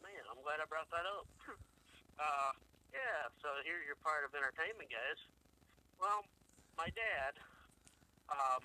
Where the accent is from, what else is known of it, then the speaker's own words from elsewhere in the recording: Toledo, Ohio, United States; also born or lived in Bowling Green, Ohio; I come from Bowling Green up to Toledo at Elmhurst Elementary